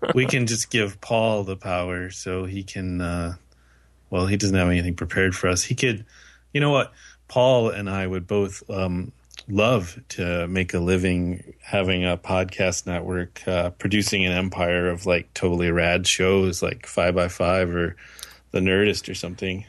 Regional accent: United States; now in Canada; despite being in Canada, I'm still an American

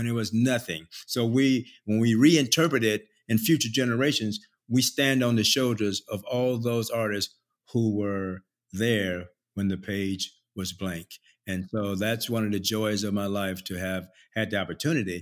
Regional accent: St. Petersburg, Florida, United States; moved away as an adult; I went to live with my mother and stepfather down in St. Petersburg, Florida

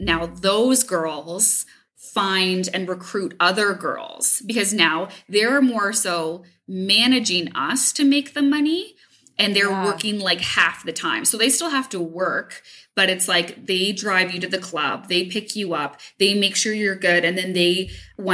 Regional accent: Hamilton, Ontario, Canada; I'm from Hamilton

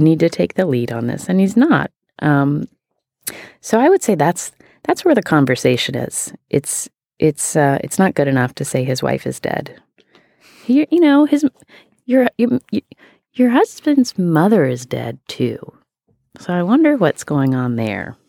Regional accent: West Virginia, United States; I am from West Virginia

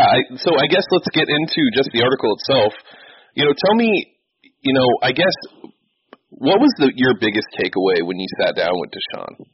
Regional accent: Los Angeles, California, United States; now in Houston, United States; I'm originally from Los Angeles. I moved to Houston the year that the Texans became a team, so I'm a diehard Laker fan.

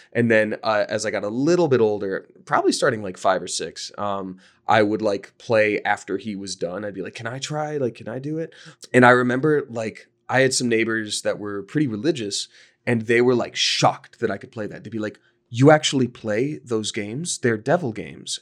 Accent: Georgia, United States; I grew up in Georgia

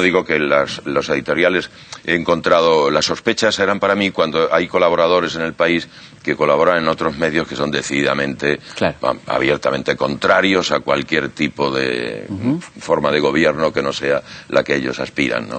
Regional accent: Chinchón, Community of Madrid, Spain; now in Buenos Aires, Argentina; chinchón del que yo vengo

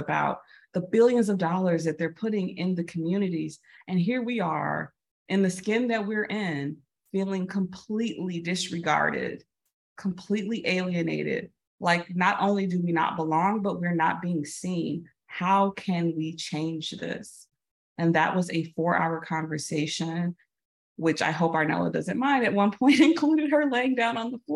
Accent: Chicago, Illinois, United States; moved away as an adult; I moved back to my hometown of Chicago

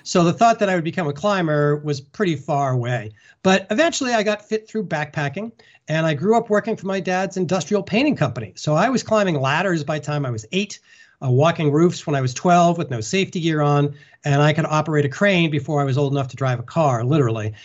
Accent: Concord, Massachusetts, United States; I grew up in Concord, Massachusetts, pretty flat.

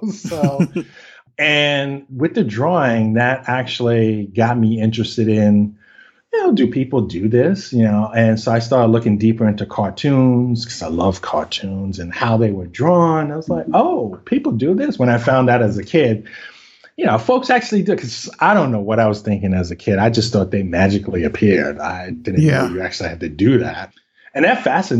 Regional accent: New York City, New York, United States; accent: Brooklyn; I'm born and raised in New York, specifically Brooklyn

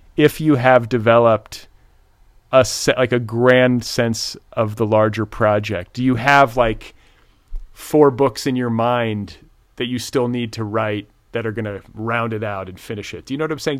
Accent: Midwest, United States; also born or lived in Indiana; I grew up in the Midwest, but spent part of my childhood in Indiana

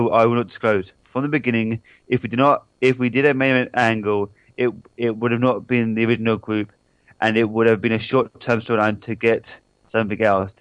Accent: Hampshire, South East England, United Kingdom; I'm from Hampshire

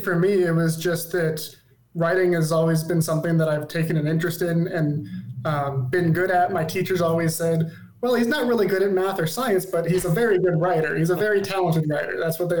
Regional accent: Arizona, United States; For those who don't know, I was born and raised in Arizona.

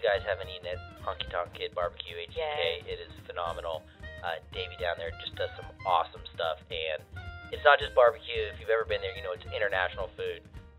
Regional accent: Killeen, Texas, United States; So we're originally from Killeen. We're a military family

